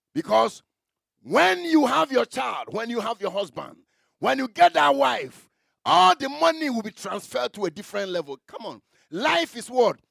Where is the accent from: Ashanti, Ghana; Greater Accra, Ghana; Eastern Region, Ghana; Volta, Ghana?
Ashanti, Ghana; Memakrom, near Bekwai; i come from memakrom memakrom